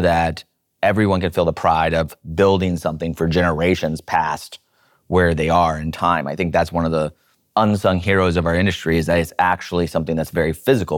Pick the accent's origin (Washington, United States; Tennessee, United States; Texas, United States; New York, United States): Washington, United States; Seattle; I grew up in Seattle in a blue collar area.